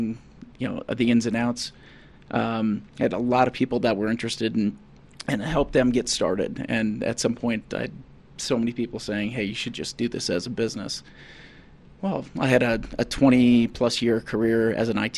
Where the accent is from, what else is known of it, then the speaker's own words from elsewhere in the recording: North Dakota, United States; moved away as an adult; now in Colorado, United States; I'm originally from North Dakota